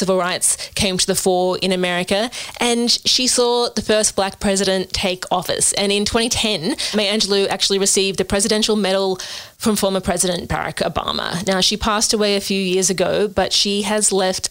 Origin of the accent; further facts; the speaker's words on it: Australia; despite being an Australian